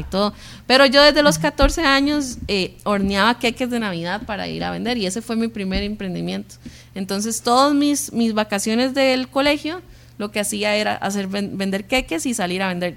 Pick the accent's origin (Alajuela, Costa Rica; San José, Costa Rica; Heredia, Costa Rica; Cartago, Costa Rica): San José, Costa Rica; Sabanilla; toda la vida nacimos y crecimos en Sabanilla, en Carmiol